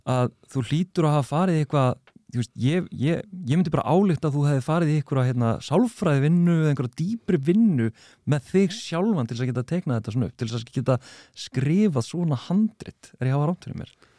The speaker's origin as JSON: {"language": "Icelandic", "town": "Reykjavík", "region": "Capital Region", "country": "Iceland", "said": "ég er úr Grafovögi"}